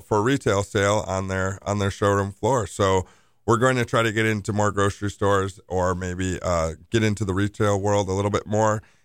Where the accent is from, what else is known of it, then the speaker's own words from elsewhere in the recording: Milwaukee, Wisconsin, United States; I'm born and raised in Bayview